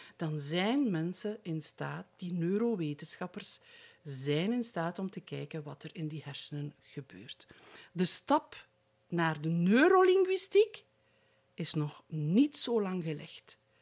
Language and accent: Dutch; Aalst, Flanders, Belgium; ik ben in de streek rond Aalst geboren. Eigenlijk ben ik in het hospitaal Aalst geboren. Maar dat is op amper drie, vier kilometer van mijn geboortedorp.